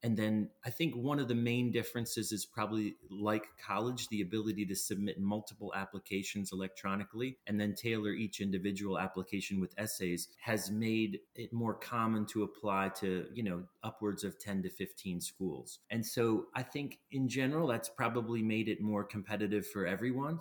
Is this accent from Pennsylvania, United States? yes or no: yes; Plowville, Pennsylvania, United States; moved away as an adult; also born or lived in Atlanta / New York; growing up in Plowville, I had gone to a few, you know, agricultural fairs